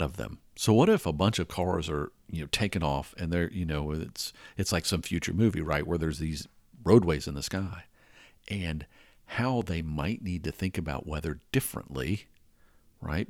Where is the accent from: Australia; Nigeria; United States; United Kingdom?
United States; Atlanta, Georgia; growing up in Atlanta, we used to have this intersection called Spaghetti Junction